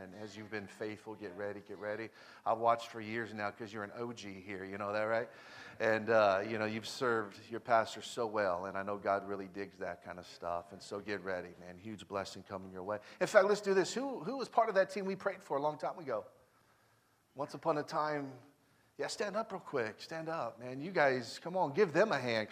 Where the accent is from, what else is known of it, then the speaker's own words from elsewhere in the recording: Elk Grove, California, United States; also born or lived in South Sacramento; I grew up in Elk Grove